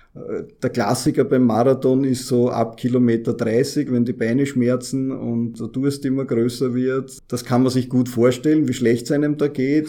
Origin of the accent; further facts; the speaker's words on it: Vienna, Austria; als Wiener